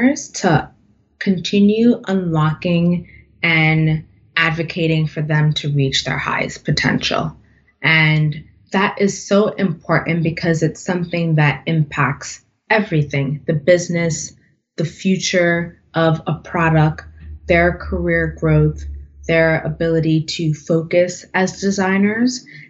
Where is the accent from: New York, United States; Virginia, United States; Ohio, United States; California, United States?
New York, United States; New York City; I was born and raised in the Bronx.